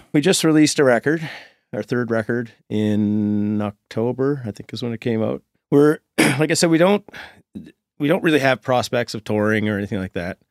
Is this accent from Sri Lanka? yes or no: no; Sydney, Nova Scotia, Canada; We're from, s, both from Sydney. He's from, uh, we were talking about neighborhoods earlier, but he's from the Pier and I'm f, I was from Ashby